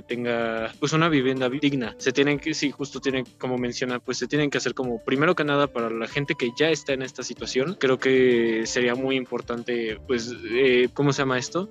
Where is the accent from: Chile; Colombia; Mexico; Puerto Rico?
Mexico